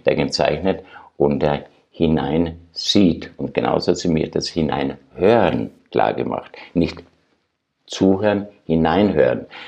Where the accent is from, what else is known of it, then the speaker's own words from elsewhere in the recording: Austria; moved away; also born or lived in Germany; als Österreicher in Deutschland